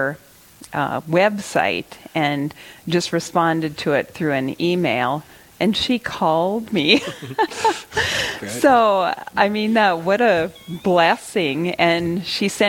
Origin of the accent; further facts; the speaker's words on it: Tioga, North Dakota, United States; I grew up here in Tioga